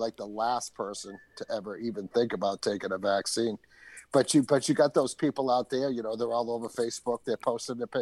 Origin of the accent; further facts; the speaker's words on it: New England, United States; I'm from New England.